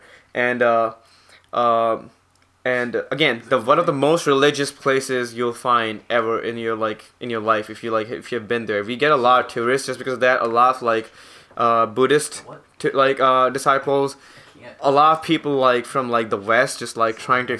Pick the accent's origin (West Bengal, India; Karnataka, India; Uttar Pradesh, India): Uttar Pradesh, India; Varanasi; moved away as an adult; also born or lived in Rajasthan; now in United States; Lucknow is the capital city of my state, Uttar Pradesh. And Varanasi is my hometown.